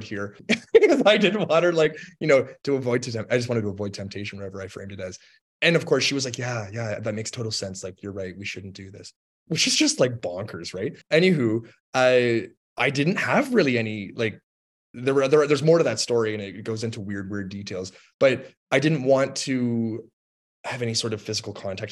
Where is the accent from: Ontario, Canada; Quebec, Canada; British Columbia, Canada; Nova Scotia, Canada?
Ontario, Canada; Toronto; moved away as an adult; also born or lived in Lynchburg, Virginia, United States; I'm from Toronto, Ontario, Canada, and I went to Lynchburg, Virginia in the States